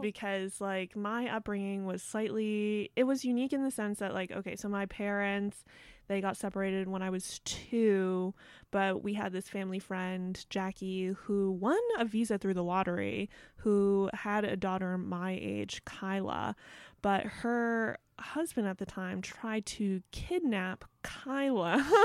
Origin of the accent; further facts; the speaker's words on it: Bronxville, New York, United States; I grew up in Westchester in this place called Bronxville